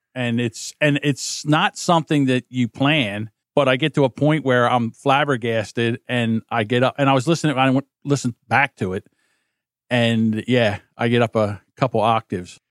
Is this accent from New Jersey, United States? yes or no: yes; New Jersey, United States; I'm from New Jersey